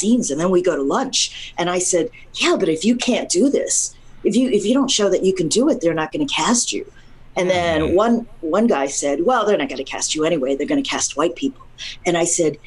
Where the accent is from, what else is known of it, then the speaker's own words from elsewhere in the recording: United States; I'm an American